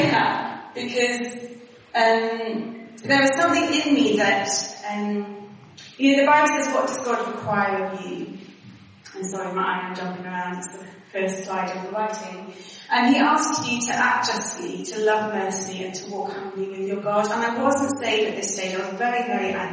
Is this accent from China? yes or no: no; Wales, United Kingdom; accent: Welsh twang; moved away as an adult; also born or lived in Exeter / Sheffield; I still had a Welsh twang. And I was told I was Welsh